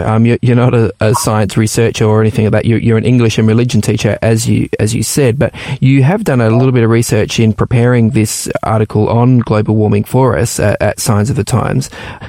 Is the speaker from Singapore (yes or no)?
no; Papua New Guinea; And I also remember growing up in the Papua New Guinea as well, some incredible reefs out there in the Pacific Islands.